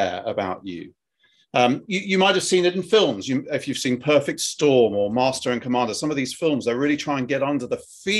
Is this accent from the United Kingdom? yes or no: yes; United Kingdom; accent: British; my British accent's really kind of come to the fore at this point